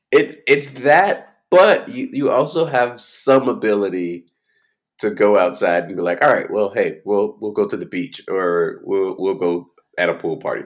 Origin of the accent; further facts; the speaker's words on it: Florida, United States; I grew up in Florida